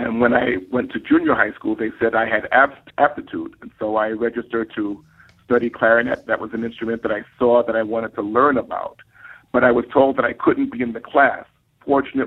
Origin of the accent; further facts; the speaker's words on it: New York City, New York, United States; I grew up in East Harlem and South Bronx in what has been called the war zone